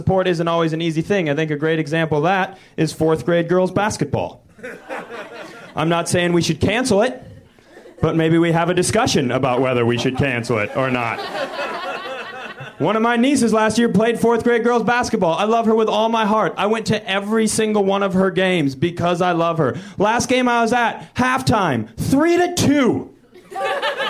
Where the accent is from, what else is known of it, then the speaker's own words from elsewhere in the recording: Minnesota, United States; moved away; I'm from Minnesota